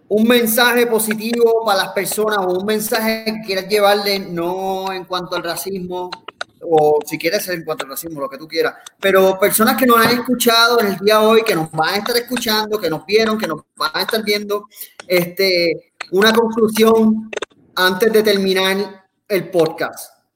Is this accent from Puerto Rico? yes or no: yes; Puerto Rico; nosotros como puertorriqueños en otros países